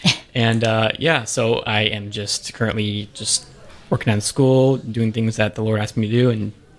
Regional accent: Florida, United States; now in Georgia, United States; And I'm originally from Florida, so it's nice to be up here, and especially the weather. Right, we have seasons up here in Georgia

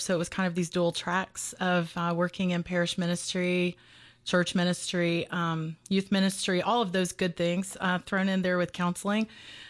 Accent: Georgia, United States; born there; Well, just to give you the fast overview to start with, I was born in Middle Georgia 51 years ago. I'll be 52 this year.

